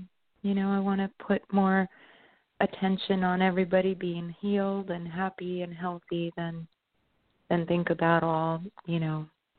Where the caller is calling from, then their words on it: New York, United States; I'm from New York.